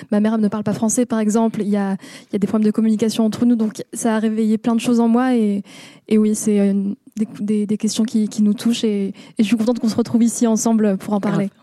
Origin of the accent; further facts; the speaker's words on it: France; accent: French; first language Moroccan Arabic; French is a second language; je suis française d'origine marocaine et il s'avère que je suis la première personne dans ma famille à être née en France